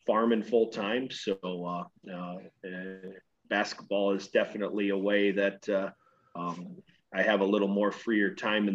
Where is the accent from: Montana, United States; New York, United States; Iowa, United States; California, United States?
Iowa, United States; Corwith; also born or lived in Vinton, Iowa; I grew up about 16 miles away from Algona in small town Corwith, Iowa